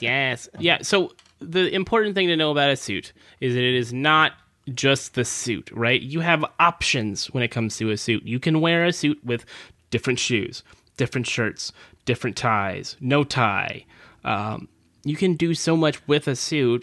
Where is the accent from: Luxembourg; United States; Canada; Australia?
United States; California; I grew up in California